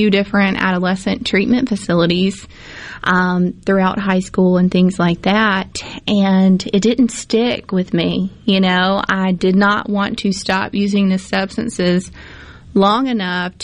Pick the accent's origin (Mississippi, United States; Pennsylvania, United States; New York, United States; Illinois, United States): Mississippi, United States; Tupelo; I grew up in Tupelo, Mississippi